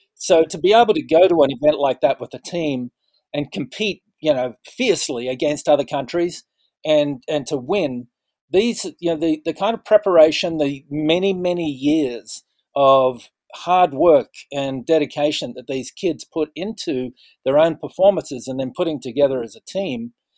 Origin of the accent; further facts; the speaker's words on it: Western Australia, Australia; moved away; also born or lived in Sydney; I came from Western Australia